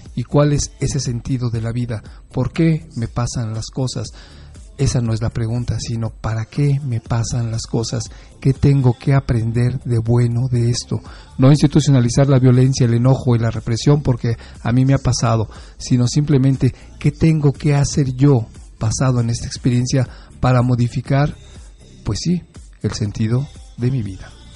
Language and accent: Spanish; Mexico; los mexicanos no somos tan directos